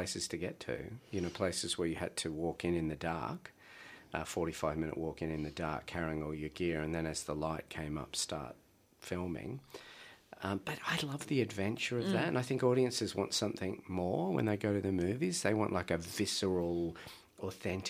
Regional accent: Blue Mountains, outside Sydney, New South Wales, Australia; moved away as an adult; now in Melbourne, Australia; I grew up in the Blue Mountains outside of Sydney, and I moved down here about 12 years ago

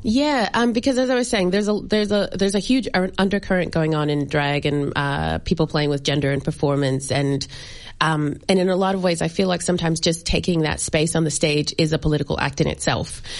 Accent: United States; moved away; My parents are from Barbados, and I grew up in America.

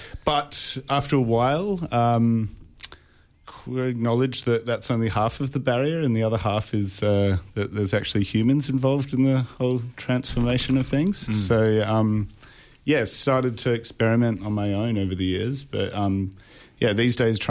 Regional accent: Adelaide, South Australia, Australia; also born or lived in Stockholm; I'm from Adelaide originally. But yeah, I grew up in Adelaide

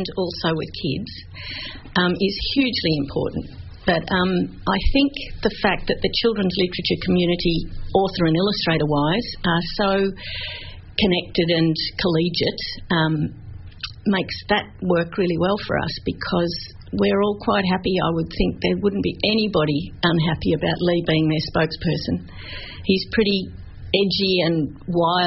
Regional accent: Australia; we're Australian

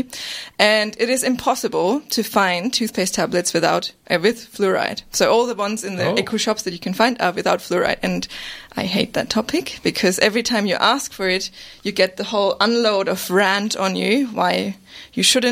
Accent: Germany; now in Australia; I'm from Germany originally

